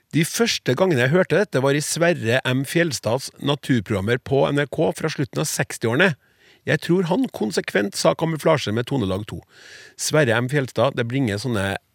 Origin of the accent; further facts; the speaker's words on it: Trøndelag, Norway; Jeg får lyst som trønder til å si hæ